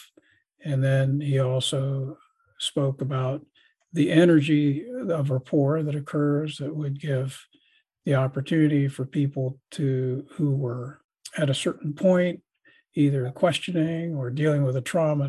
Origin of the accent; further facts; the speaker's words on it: Columbus, United States; my hometown of Columbus